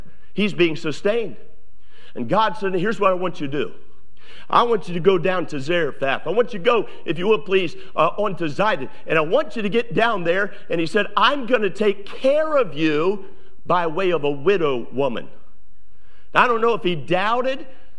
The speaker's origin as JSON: {"language": "English", "region": "Northeast", "country": "United States", "tie": "born or raised there", "said": "I was raised in the Northeast, and I was used to speed and fast."}